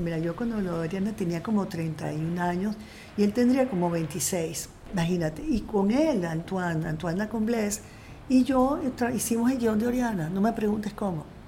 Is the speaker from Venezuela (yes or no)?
yes; Caracas, Capital District, Venezuela; moved away as an adult; also born or lived in France; yo seguía siendo profundamente venezolana. O sea, yo nací aquí, yo me crié aquí